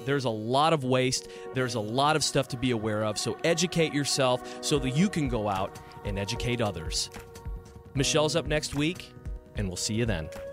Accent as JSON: {"language": "English", "town": "Lake Orion", "region": "Michigan", "country": "United States", "tie": "born or raised there", "said": "my hometown in Lake Orion."}